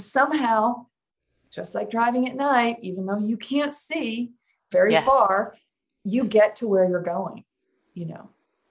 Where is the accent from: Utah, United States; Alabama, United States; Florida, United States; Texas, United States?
Alabama, United States; also born or lived in Los Angeles / Seattle / Kansas / Ohio; now in Oregon, United States; I've lived in Alabama. I grew up in Alabama. I've lived in Boston, Manhattan, New York. You name it. I've lived it.